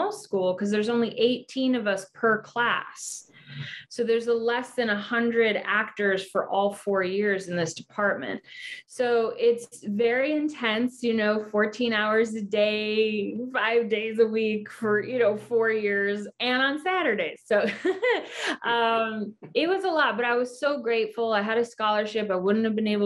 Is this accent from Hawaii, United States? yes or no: yes; Hawaii, United States; moved away as an adult; also born or lived in New York City; I was born and raised in Hawaii. And then I moved to New York City at 18 to get training and to go to college